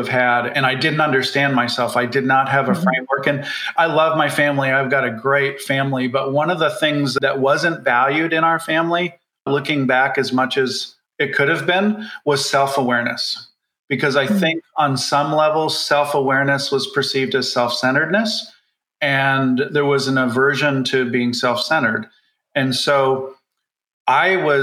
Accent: Canada; I grew up in Canada in a town that was highly, highly unionized

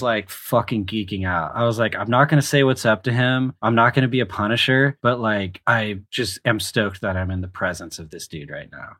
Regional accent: Charlotte, North Carolina, United States; I grew up in Charlotte, North Carolina

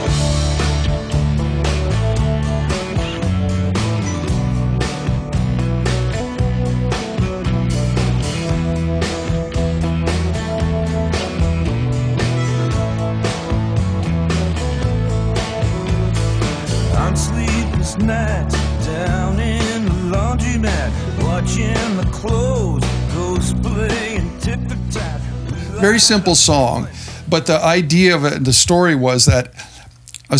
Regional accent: Hamilton, Ontario, Canada; we all grew up in Hamilton

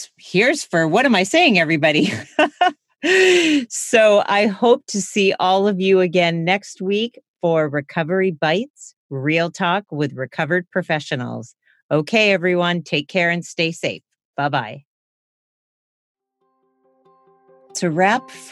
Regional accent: East Coast, United States; moved away as an adult; also born or lived in California; I grew up on the East Coast. I was in California for almost 17 years

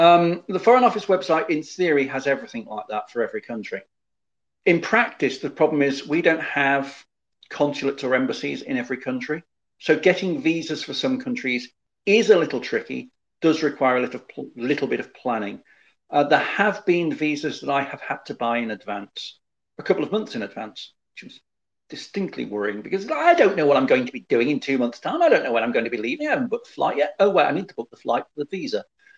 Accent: United Kingdom; I've not been to Turkmenistan because it requires far too much admin. As a British citizen, anyway.

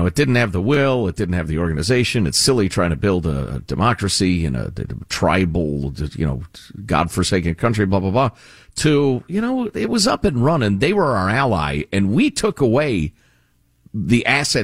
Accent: United States; I'm an American

